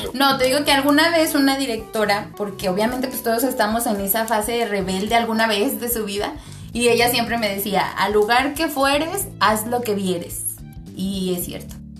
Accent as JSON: {"language": "Spanish", "country": "Mexico", "said": "yo siendo mexicana"}